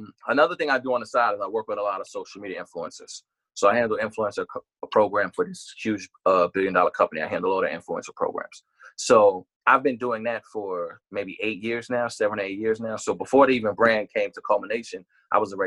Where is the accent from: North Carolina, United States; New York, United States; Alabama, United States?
New York, United States; New York City; I was born in Brooklyn.